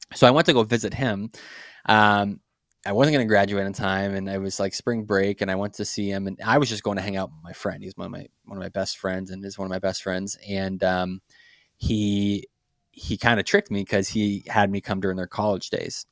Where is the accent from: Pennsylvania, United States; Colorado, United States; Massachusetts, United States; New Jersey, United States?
Massachusetts, United States; Brockton; moved away; I grew up in a city called Brockton, Massachusetts. It's just, uh, City of Champions, just south of Boston. Um, born and raised in, in Massachusetts